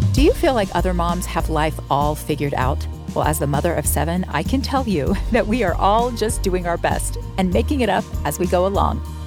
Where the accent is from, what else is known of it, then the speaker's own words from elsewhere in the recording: Florida, United States; moved away as an adult; also born or lived in Salt Lake City / Los Angeles; now in Utah, United States; I was born in Salt Lake when my dad was in law school at the U, and then I lived the rest of my life in Florida